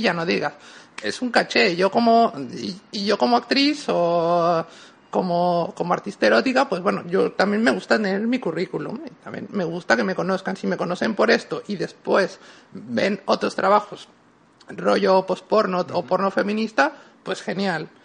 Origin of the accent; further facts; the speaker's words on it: Mexico; now in Spain; En México yo puedo decir que en mis orígenes tal, a ver, vengo de donde vengo